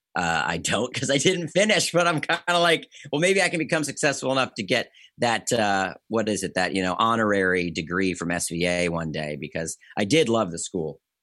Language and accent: English; Bowie, Maryland, United States; I come from Maryland. I come from a suburb outside of D C called Bowie